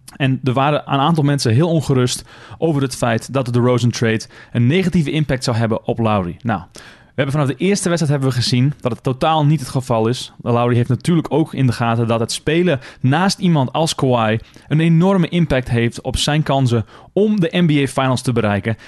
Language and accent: Dutch; Netherlands; now in Toronto, Canada; wij als Nederlanders